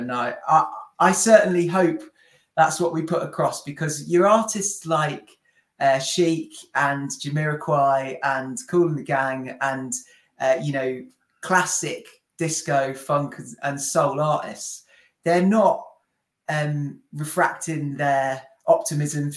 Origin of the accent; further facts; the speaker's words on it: near Coventry, West Midlands, United Kingdom; Will and I are from nearby